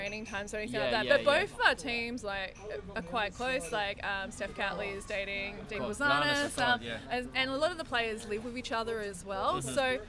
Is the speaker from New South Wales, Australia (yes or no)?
no; Hobart, Tasmania, Australia; now in Melbourne, Australia; I did actually live in Tasmania for a bit. I grew up in Hobart